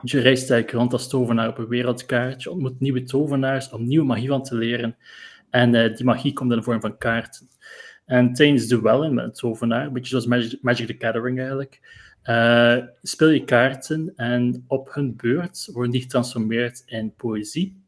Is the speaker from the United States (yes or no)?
no; Bruges, Flanders, Belgium; eigenlijk ben ik van Brugge origineel